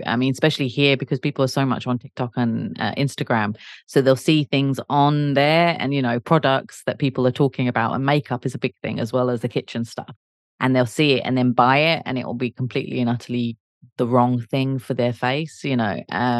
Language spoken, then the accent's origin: English; South East England, United Kingdom; Well, I will disagree because I'm from Kent, and I'm even more southern than London